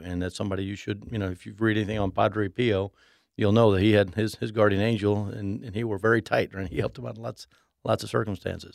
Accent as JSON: {"language": "English", "region": "Mexico City", "country": "Mexico", "tie": "born or raised there", "said": "I grew up in Mexico City."}